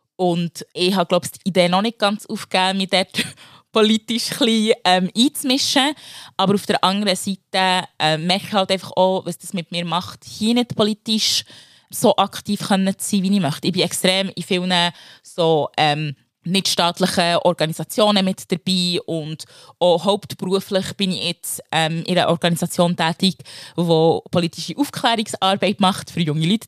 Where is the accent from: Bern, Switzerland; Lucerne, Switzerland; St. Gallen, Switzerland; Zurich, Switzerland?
Bern, Switzerland; also born or lived in Democratic Republic of the Congo; vom Kanton Bern.